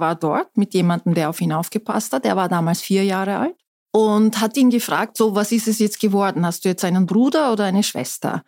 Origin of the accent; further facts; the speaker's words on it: Istanbul, Turkey; German is a second language; moved away as an adult; also born or lived in Ankara / Innsbruck; now in Austria; aufgewachsen bin ich allerdings in Istanbul